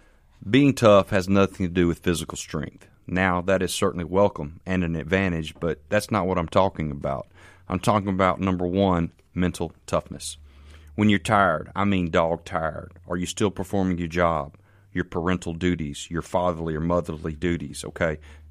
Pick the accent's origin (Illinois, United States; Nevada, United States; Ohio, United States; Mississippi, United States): Mississippi, United States; Canton; I'm from Canton, Mississippi